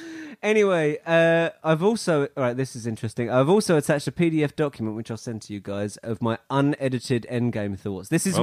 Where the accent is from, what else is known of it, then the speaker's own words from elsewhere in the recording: Canada; I'm Canadian.